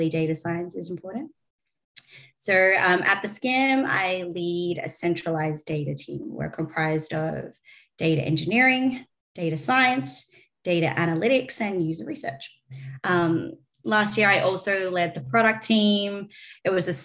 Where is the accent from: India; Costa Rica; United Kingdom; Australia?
Australia; accent: Australian; moved away; Australian, if you can't tell from my accent